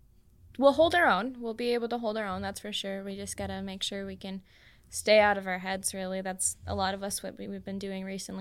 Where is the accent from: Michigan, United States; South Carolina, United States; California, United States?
Michigan, United States; Iron River; And since I'm from Iron River, I was at Northern Pines.